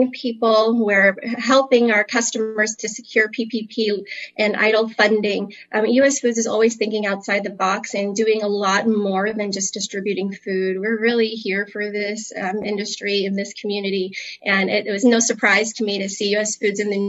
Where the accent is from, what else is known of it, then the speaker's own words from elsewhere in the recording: Miami, Florida, United States; moved away as an adult; now in Kansas City, United States; I am actually from Miami, Florida, originally, and I have grown up in this industry